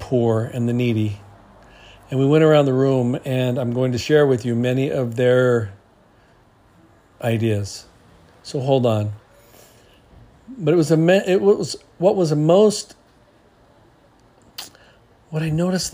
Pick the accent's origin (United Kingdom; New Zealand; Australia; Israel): New Zealand; now in Hawaii, United States; growing up in New Zealand, like I did, and growing up here in Hawaii